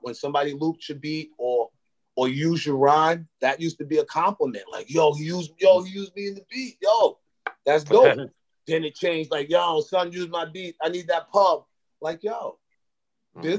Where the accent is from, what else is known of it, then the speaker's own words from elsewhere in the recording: Brentwood, New York, United States; we come from Brentwood, you know, mm-hmm. and Brentwood is, you know, Black, Hispanic, Dominican